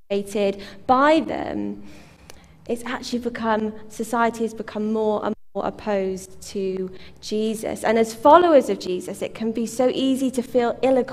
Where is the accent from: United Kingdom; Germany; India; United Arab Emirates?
United Kingdom; as British people.